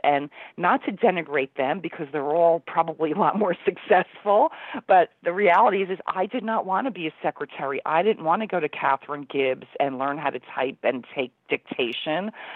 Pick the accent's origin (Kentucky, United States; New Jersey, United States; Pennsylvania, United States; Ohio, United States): New Jersey, United States; Union; now in New York City, United States; I grew up in Union, New Jersey, which is about 15 minutes from New York City